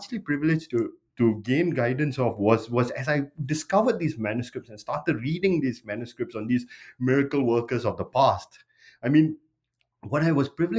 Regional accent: Singapore; I grew up primarily in Singapore.

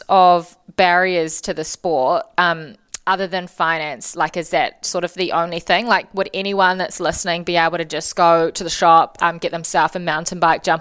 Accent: Auckland, New Zealand; Um, growing up in Auckland, I'd say Muriwai.

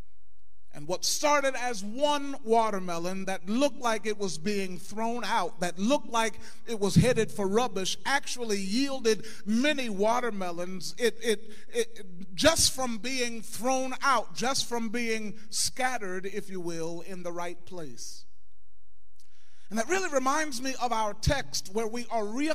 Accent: Jefferson Township, Ohio, United States; I grew up in Jefferson Township, right on Route 4, 4860 Germantown Pike.

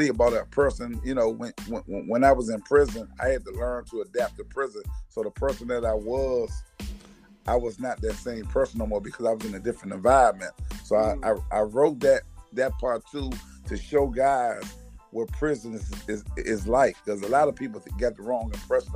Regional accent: Washington, District of Columbia, United States; I was raised in Washington, D.C. And my family was come from South Carolina

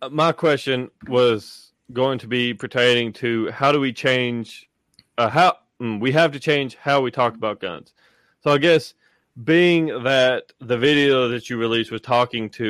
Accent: East Tennessee, United States; I'm from East Tennessee

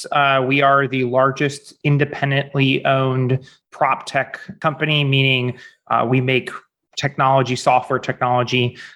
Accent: St. Louis, Missouri, United States; also born or lived in Orange County, California / Chicago / Denver, Colorado; Um, I'm originally from St. Louis, Missouri, go Cardinals, and uh, have lived in a number of places since then.

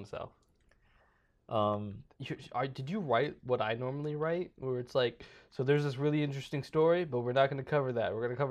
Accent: Ireland; I have immunity to racism. I am Irish.

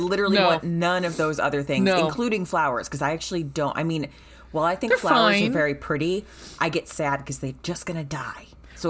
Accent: Cleveland, Ohio, United States; I'm from Cleveland.

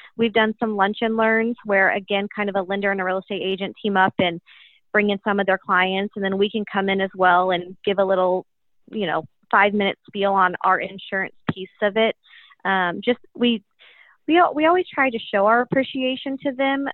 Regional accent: Kansas City, United States; I was born and raised in Kansas City, went to the University of Kansas

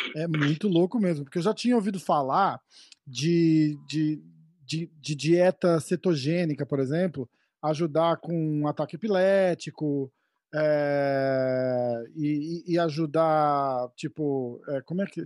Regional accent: São Paulo, Brazil; sou de São Paulo também

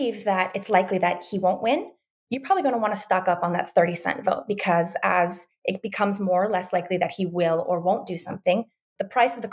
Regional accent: Western Montana, United States; moved away; I'm originally from Western Montana

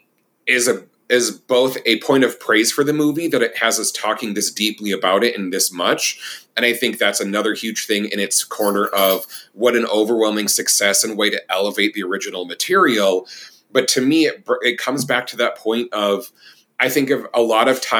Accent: Minnesota, United States; moved away; my hometown I'm from is a very small town, 20,000 people near Rochester, Minnesota, and south of the Twin Cities.

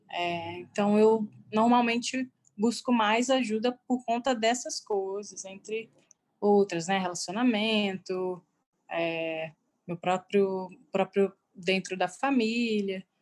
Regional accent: Ribeirão Preto, São Paulo, Brazil; Sou de Ribeirão Preto.

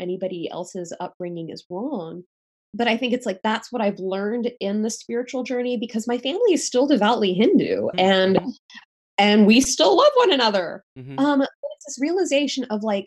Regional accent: United States; my brother and I were born and raised in the States

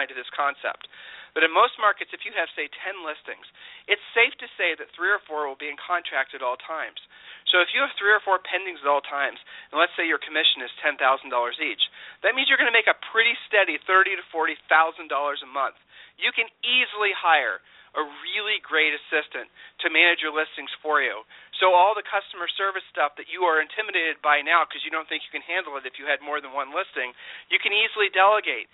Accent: Ohio, United States; we're from Ohio

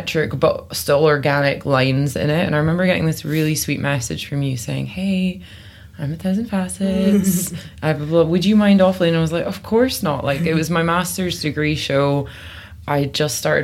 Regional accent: Benderloch, Scotland, United Kingdom; now in London, United Kingdom; I grew up in the Highlands of Scotland, so I'm specifically from a little village called Benderloch

